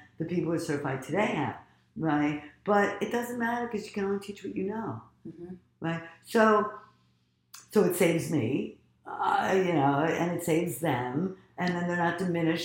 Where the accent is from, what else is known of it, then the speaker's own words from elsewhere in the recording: United States; also born or lived in Egypt; originally I'm from Egypt, but I was raised in America